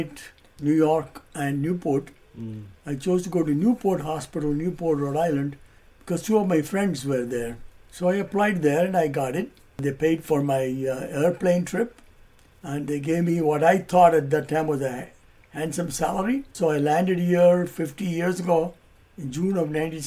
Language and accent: English; Mumbai, Maharashtra, India; I joined in fourth grade in Mumbai and finished my high school